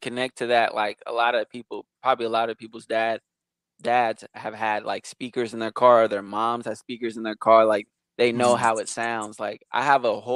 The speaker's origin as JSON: {"language": "English", "area": "East Bay", "region": "California", "country": "United States", "tie": "born or raised there", "also_born_or_lived": "Modesto, California", "said": "I'm from Modesto, California, so that's the valley. But I actually grew up in the Bay, East Bay"}